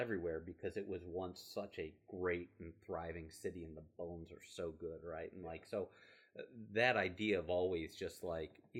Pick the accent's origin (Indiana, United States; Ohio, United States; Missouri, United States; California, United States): Ohio, United States; Bainbridge; I grew up in Bainbridge